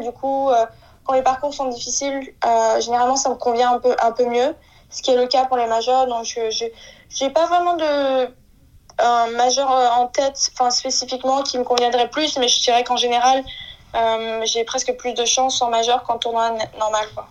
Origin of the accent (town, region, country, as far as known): France